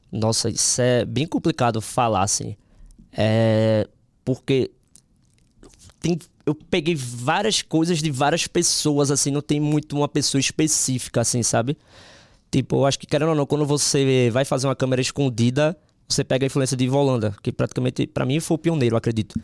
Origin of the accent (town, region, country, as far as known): Northeast Region, Brazil